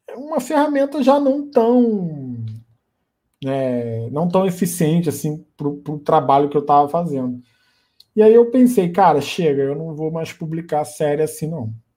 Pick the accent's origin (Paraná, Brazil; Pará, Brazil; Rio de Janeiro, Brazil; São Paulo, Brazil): Rio de Janeiro, Brazil; Niterói; Eu sou do Rio, de Niterói